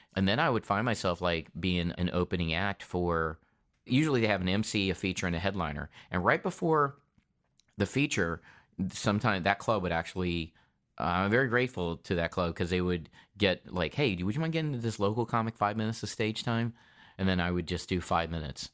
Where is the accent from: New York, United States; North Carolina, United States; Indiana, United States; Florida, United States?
North Carolina, United States; also born or lived in Detroit, Michigan; I was born in Detroit, Michigan, and I moved to North Carolina when I was four years old.